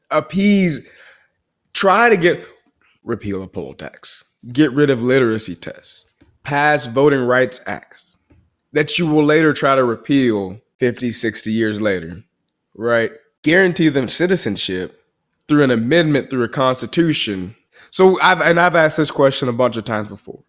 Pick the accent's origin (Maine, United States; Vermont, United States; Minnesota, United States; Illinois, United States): Illinois, United States; Chicago; also born or lived in Dallas-Fort Worth area, Texas; now in Dallas, United States; I'm from the south side of Chicago